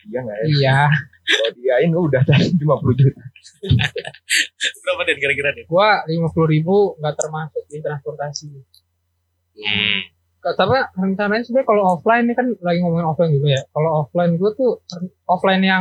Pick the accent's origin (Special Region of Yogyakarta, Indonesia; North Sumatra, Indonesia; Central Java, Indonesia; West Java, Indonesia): Central Java, Indonesia; Surakarta; iya kan kita dari Solo